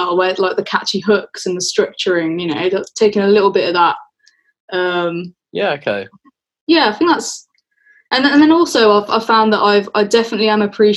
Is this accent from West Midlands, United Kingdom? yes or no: yes; Wolverhampton, West Midlands, United Kingdom; also born or lived in Birmingham; I am from Wolverhampton, but I spent a lot of time in Birmingham